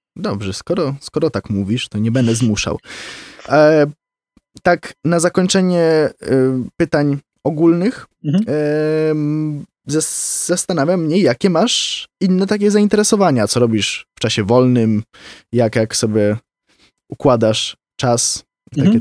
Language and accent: Polish; Wrocław, Lower Silesian Voivodeship, Poland; u nas w Wrocławiu